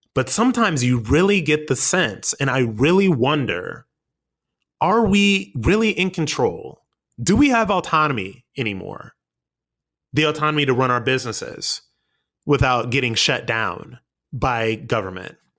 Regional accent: United States; we as the American people

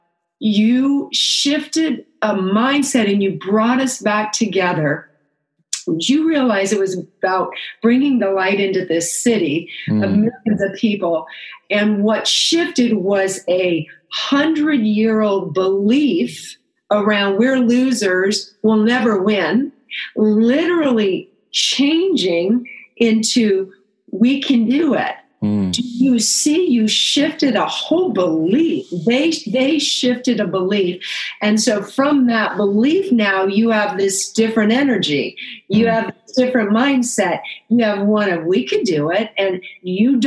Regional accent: Chicago, Illinois, United States; moved away; also born or lived in Phoenix area; I was born in Chicago

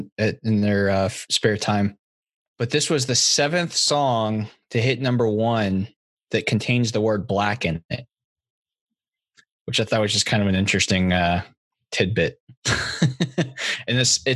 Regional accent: Virginia, United States; I've lived my entire life in Virginia

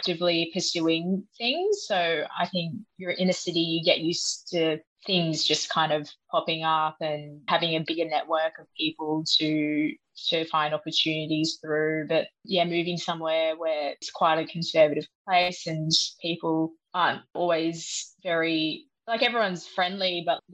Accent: Sydney, New South Wales, Australia; moved away as an adult; I grew up in Sydney

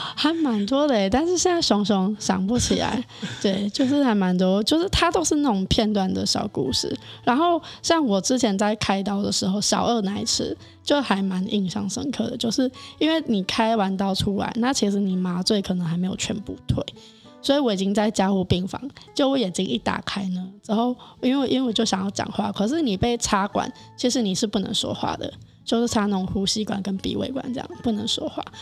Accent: Sanchong, New Taipei, Taiwan; 我是三重人，土生土长三重人。哦。对，连爸爸妈妈都土生土长三重人

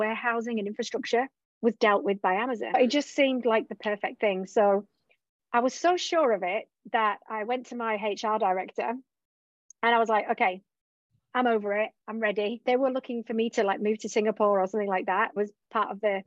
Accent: England, United Kingdom; moved away; also born or lived in Australia; I was originally from England, lived in Australia

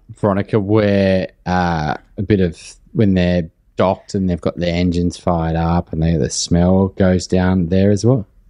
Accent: Lambton, New South Wales, Australia; I grew up in New, in Lambton, so literally next door

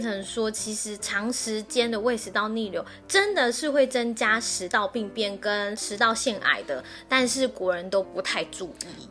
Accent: Taiwan; 因为我们台湾人真的太爱吃宵夜了

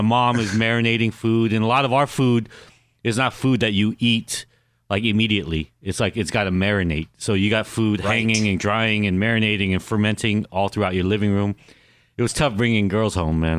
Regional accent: Los Angeles, California, United States; also born or lived in Anaheim, California; I grew up in Koreatown, I grew up in Anaheim

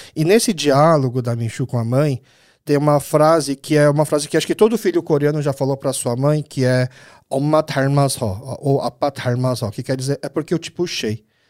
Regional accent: Brazil; Eu sou filho de imigrantes coreanos, nasci aqui no Brasil

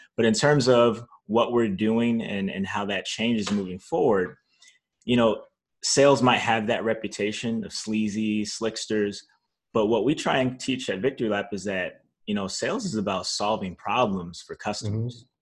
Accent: North Chicago, Illinois, United States; also born or lived in Zion, Illinois; I grew up in North Chicago, Illinois, um, Zion, Illinois

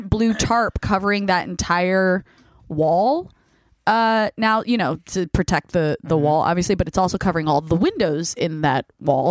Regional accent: New Jersey, United States; I grew up in Jersey. My parents moved to Hilton Head about 5 years ago

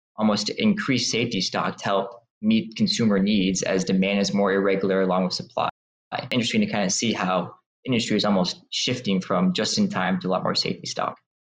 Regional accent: Midland, Michigan, United States; I grew up in a small town called Midland, Michigan

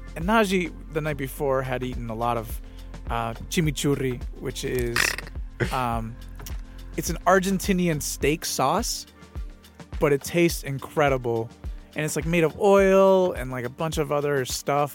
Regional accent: San Pedro Sula, Cortés, Honduras; I am from San Pedro Sula, Honduras.

